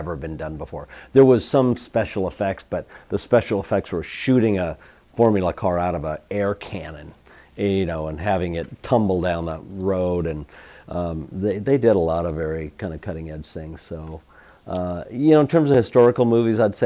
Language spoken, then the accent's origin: English; Seattle, Washington, United States; I grew up in Seattle